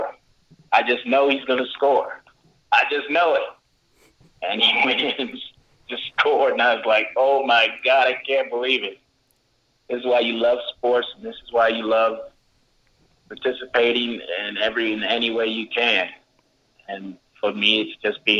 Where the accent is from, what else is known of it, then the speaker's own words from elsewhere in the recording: Kansas City, Missouri, United States; moved away; also born or lived in Colorado Springs; I'm originally out from Kansas City